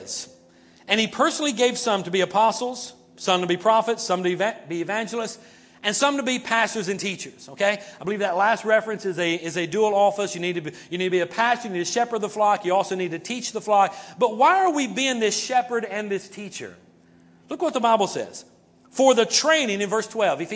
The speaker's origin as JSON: {"language": "English", "region": "North Carolina", "country": "United States", "said": "That's my home state"}